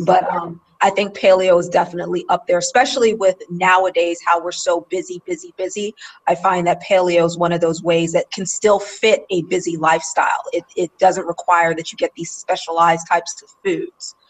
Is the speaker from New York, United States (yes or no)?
yes; New York City, New York, United States; I grew up in New York in Queens